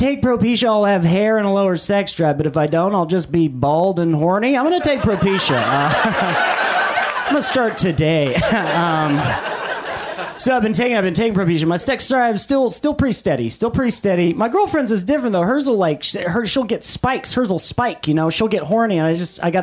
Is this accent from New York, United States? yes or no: no; Los Angeles, California, United States; I grew up in Silver Lake